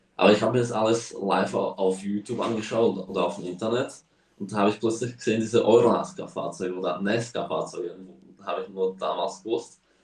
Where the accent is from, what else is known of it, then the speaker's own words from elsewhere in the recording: Slovakia; also born or lived in Spain; sind wir hierher gezogen, weil der Slowakia-Ring bei uns in der Slowakei eröffnet hat